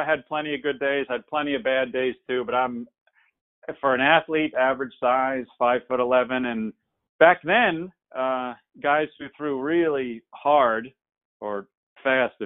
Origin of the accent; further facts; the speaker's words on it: New Jersey, United States; moved away as an adult; also born or lived in Durham, North Carolina; now in Atlanta, United States; Born and raised in New Jersey